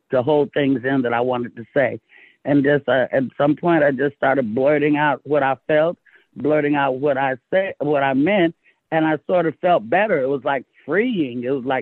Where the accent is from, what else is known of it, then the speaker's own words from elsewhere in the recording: Oakland, California, United States; also born or lived in Castro Valley, California; I was raised in California